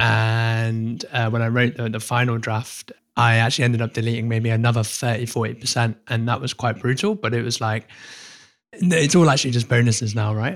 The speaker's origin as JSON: {"language": "English", "country": "United Kingdom", "said": "I'm British"}